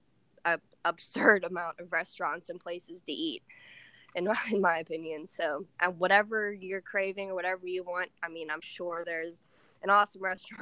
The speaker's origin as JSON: {"language": "English", "town": "Pittsburgh", "region": "Pennsylvania", "country": "United States", "tie": "born or raised there", "said": "Pittsburgh International would be so rewarding. I would feel a lot of pride to bring that title back to my hometown"}